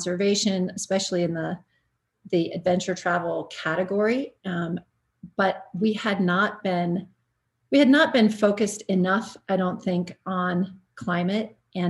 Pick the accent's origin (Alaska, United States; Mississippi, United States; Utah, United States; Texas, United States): Alaska, United States; Anchorage; now in Santa Fe, United States; I grew up in Anchorage, Alaska